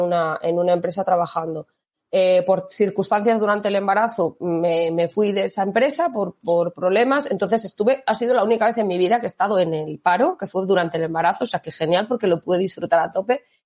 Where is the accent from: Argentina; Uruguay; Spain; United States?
Spain; Mondragón, Basque Country; moved away as an adult; now in Salamanca, Spain; yo soy del País Vasco, yo soy de Mondragón